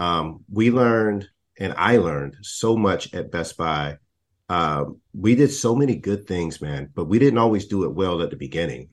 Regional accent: Texas, United States; I'm not from Florida, I'm from Texas

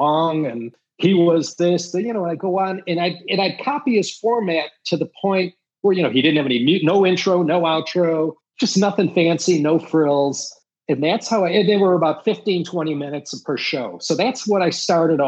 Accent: Midwest, United States; being a Midwesterner

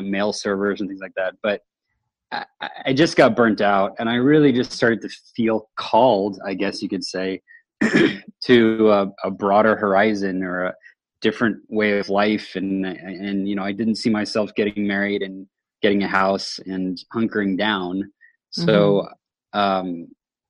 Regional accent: Houston, Texas, United States; moved away as an adult; also born or lived in Austin, Texas; now in Seattle, United States; I'm originally from Houston, Texas, and made my way up here 7 years ago

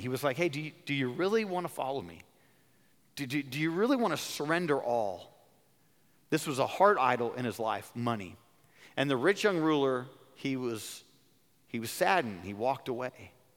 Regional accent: California, United States; I'm from California

